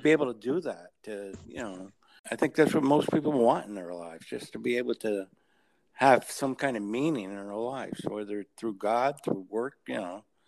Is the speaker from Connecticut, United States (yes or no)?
yes; New Haven, Connecticut, United States; I grew up in New Haven, so I used to drive mm-hmm. a taxi in New Haven at night